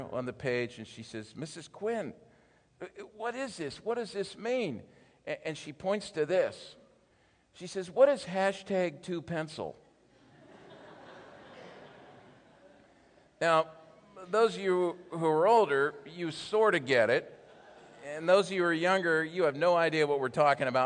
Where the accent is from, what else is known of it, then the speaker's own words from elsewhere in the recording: Philadelphia, Pennsylvania, United States; I'm from the Philadelphia area